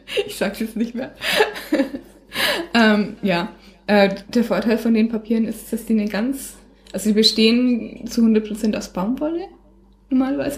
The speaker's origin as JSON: {"language": "German", "area": "Bichhofen, Franconia", "region": "Bavaria", "country": "Germany", "said": "wo ich herkomme, auch in Bichhofen"}